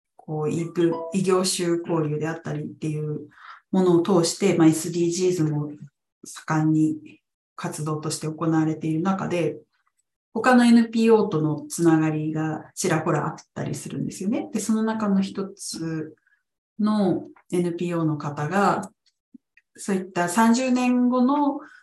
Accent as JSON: {"language": "Japanese", "region": "Ibaraki", "country": "Japan", "tie": "born or raised there", "moved": "yes", "lives_now": "Nagoya, Japan", "said": "私は茨城で生まれ育って"}